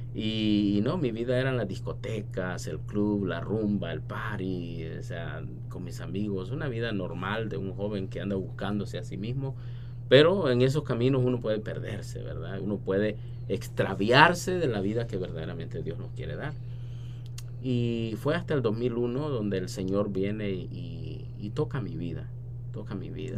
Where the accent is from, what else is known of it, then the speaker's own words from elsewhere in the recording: San Miguel, El Salvador; moved away; also born or lived in San Salvador; nací en San Salvador, pero mi familia es de San Miguel. Cuando mi papá tuvo que emigrar eh, para Estados Unidos, mi mamá se mudó para San Miguel. Entonces crecí mirando a la Reina de la Paz